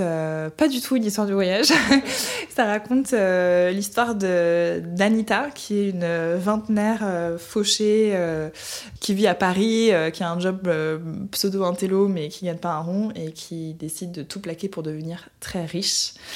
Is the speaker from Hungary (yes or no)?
yes; Budapest, Hungary; rentrer chez moi en Hongrie, à Budapest